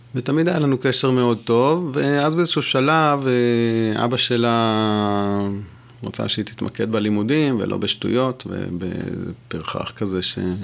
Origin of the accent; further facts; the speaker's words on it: Jerusalem, Jerusalem District, Israel; first language French; moved away as an adult; also born or lived in Gush Katif; חזרתי לירושלים